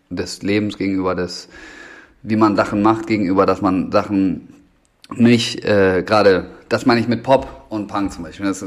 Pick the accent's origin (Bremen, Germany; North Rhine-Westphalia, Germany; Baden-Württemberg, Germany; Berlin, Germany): Bremen, Germany; da bin ich groß geworden im Endeffekt. Also das war von 2004 bis 2012, lass mich nicht lügen, ungefähr glaube ich, äh, war da einfach so ein, so ein Skatepark am, ähm, am Hauptbahnhof